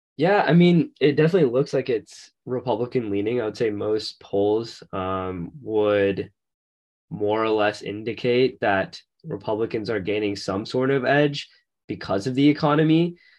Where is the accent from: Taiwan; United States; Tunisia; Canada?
United States; Florida; we're both from Florida